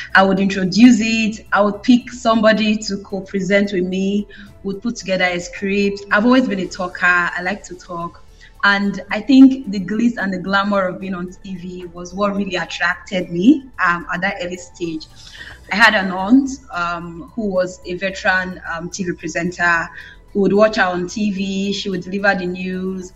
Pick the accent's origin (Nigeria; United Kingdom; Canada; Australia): Nigeria; Benin City, Edo; I was from that part of Nigeria. I'm from Benin.